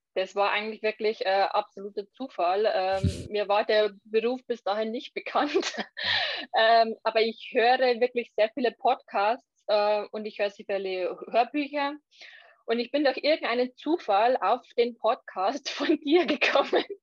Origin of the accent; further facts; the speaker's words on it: Lower Bavaria, Germany; ich komme aus Niederbayern